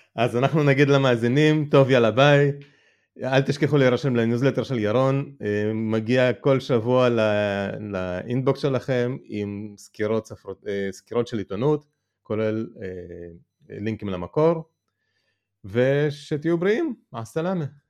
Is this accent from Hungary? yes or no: no; Moldova; now in Israel; אני נולדתי ברפובליקה של מה שהייתה פעם ברית המועצות שנקראת מולדובה